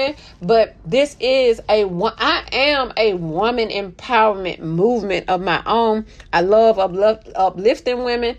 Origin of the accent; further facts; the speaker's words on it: Mobile, Alabama, United States; I'm from Mobile, home of the Mardi Gras